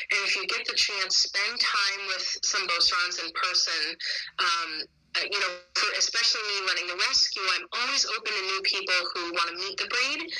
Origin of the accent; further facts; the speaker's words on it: Connecticut, United States; even though I'm from Connecticut.